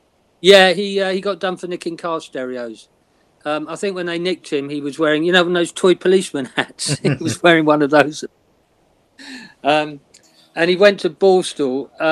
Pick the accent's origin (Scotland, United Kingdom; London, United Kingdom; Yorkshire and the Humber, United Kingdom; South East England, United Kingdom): South East England, United Kingdom; Woking; I'm from Woking